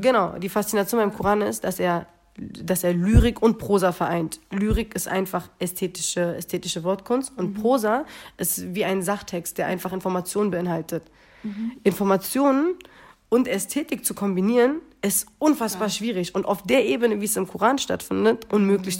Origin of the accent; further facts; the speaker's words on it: Berlin, Germany; geboren und groß geworden